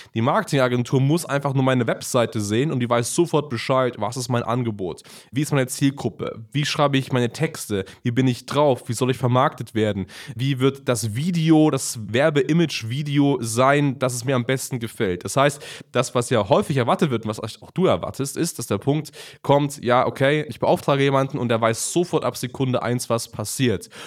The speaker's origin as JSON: {"language": "German", "country": "Germany", "said": "bei uns in Deutschland"}